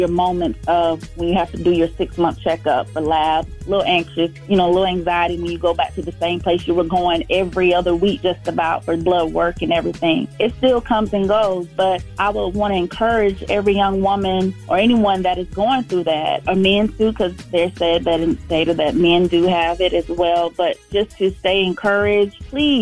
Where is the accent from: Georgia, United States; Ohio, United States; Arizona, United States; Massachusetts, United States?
Georgia, United States; Valdosta; I'm from Valdosta, Georgia